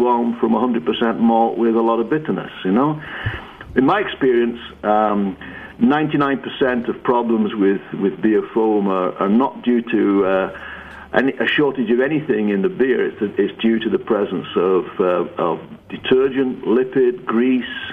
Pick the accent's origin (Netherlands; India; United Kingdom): United Kingdom; England; accent: northern British; moved away as an adult; now in United States; I was born in England